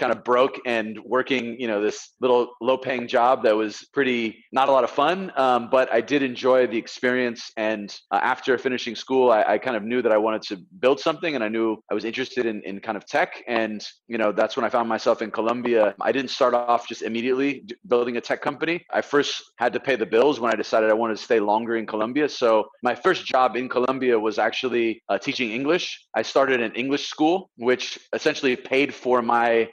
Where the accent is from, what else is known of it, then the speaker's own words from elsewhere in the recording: Bay Area, California, United States; moved away as an adult; also born or lived in San Diego / Latin America; I'm actually from the Bay Area originally, but I went to school in San Diego.